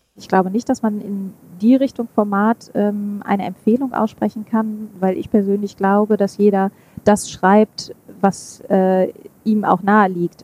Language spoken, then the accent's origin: German; Münster, North Rhine-Westphalia, Germany; also born or lived in Oslo / Hamburg / Stuttgart; ich bin Münsteraner und ähm, ich habe ein paar Stationen hinter mir. Ich war eine Zeit lang in Oslo, in Hamburg und in Stuttgart und wohne aber inzwischen wieder in Münster